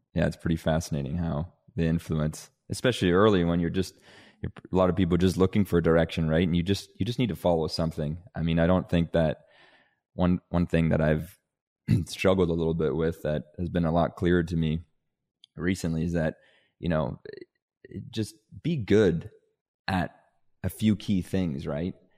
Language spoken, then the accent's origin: English; Canada; also born or lived in Denmark; I'm, I'm originally from Denmark, hence the, uh, the very Scandinavian name. Um, and my family, uh, because of my parents, back when I was eight, moved us from Denmark to Canada